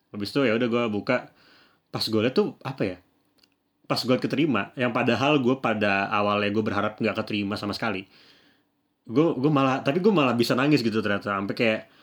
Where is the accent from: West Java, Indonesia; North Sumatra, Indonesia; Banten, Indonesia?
West Java, Indonesia; Bekasi; gue dari Bekasi dari Jawa Barat